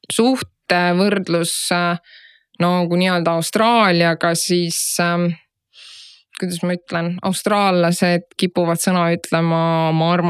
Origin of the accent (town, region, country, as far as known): Estonia